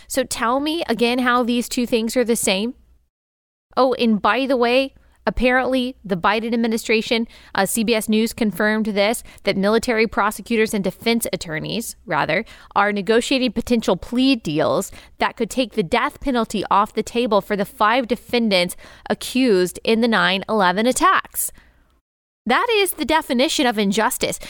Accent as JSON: {"language": "English", "town": "Dallas", "region": "Texas", "country": "United States", "tie": "born or raised there", "said": "I grew up in Dallas, major city"}